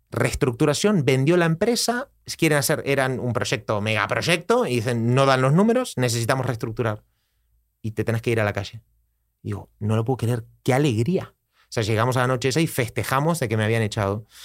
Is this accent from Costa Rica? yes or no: yes; Costa Rica; moved away as an adult; now in Barcelona, Spain; Pues yo vengo de Costa Rica a Barcelona a hacer un máster, máster de desarrollo personal